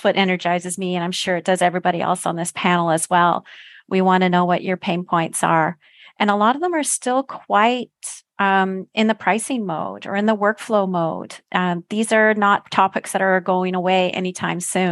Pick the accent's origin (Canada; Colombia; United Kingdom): Canada; I'm a Canadian